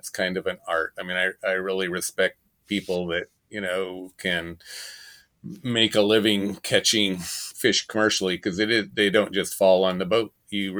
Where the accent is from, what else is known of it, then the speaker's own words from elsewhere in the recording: Pacific Northwest, United States; I grew up in the Pacific Northwest, and family members had commercial fishing boats, and I went to sea as a salmon fisherman at age 13